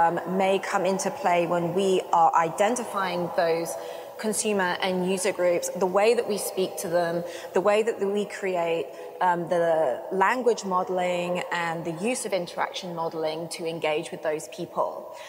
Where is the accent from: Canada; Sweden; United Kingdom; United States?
United Kingdom; also born or lived in London